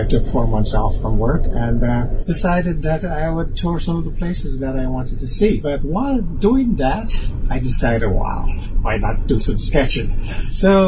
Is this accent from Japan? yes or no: no; Kingston, Jamaica; also born or lived in Canada; now in Hong Kong; I was born in Kingston, Jamaica. I immigrated to Canada and I lived there for more than 14 years